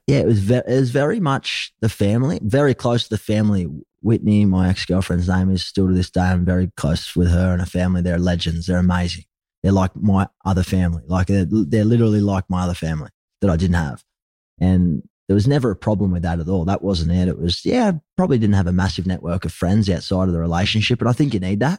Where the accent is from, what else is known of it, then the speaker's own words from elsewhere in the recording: Gold Coast, Queensland, Australia; also born or lived in Sydney, New South Wales; Ended up heading north up to the Gold Coast, where I was raised. So I spent most of my, my growing childhood and, and my prior years growing up on the Gold Coast in Burley Heads